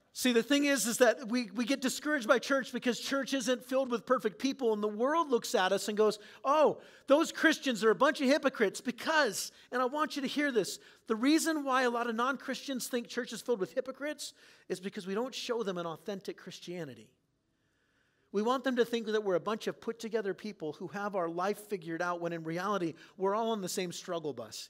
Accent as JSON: {"language": "English", "town": "San Diego", "region": "California", "country": "United States", "tie": "born or raised there", "moved": "yes", "lives_now": "Clear Lake, Iowa, United States", "said": "I didn't grow up in Clear Lake, Iowa, I grew up in San Diego"}